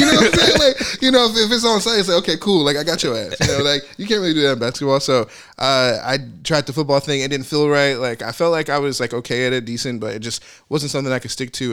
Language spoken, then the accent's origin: English; Arkansas, United States; moved away; I'm from Arkansas.